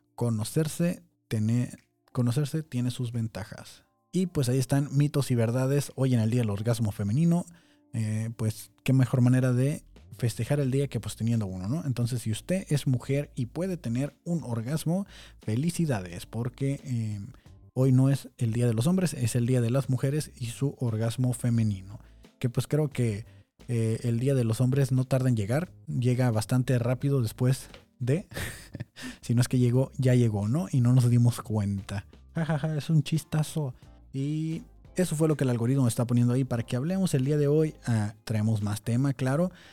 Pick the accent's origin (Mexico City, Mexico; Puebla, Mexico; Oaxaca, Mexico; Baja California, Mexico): Baja California, Mexico; Tijuana; soy de Tijuana